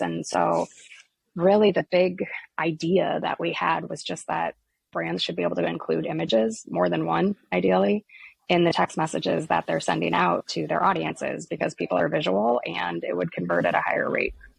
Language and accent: English; Iowa, United States; I was born and raised here in Iowa, which is where our company is actually located